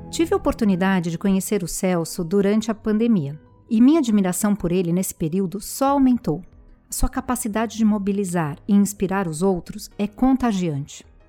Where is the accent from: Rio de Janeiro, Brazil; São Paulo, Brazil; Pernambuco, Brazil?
Rio de Janeiro, Brazil; also born or lived in Nilópolis; Eu sou do Rio de Janeiro, da Baixada Fluminense, de uma cidade chamada Nilópolis